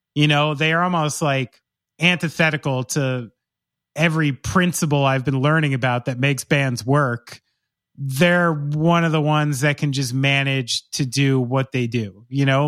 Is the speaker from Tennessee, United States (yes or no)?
no; Somerville, New Jersey, United States; I was born in Somerville, New Jersey